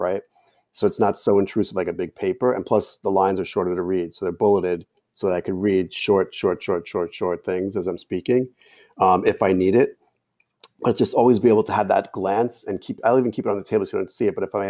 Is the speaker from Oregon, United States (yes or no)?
no; Jersey City, New Jersey, United States; accent: Jersey City; So if I was speaking in my hometown accent in Jersey City, which sounds just like Brooklyn, there's no letter R.